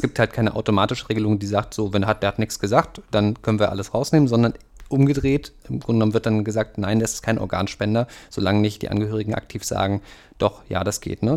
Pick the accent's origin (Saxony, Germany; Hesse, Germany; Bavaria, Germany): Saxony, Germany; Leipzig; ich komme selber aus dem Süden